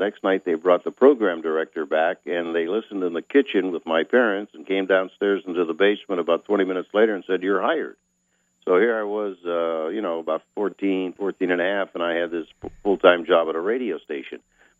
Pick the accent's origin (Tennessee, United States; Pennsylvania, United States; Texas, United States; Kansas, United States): Pennsylvania, United States; Erie; my hometown of Erie, Pennsylvania.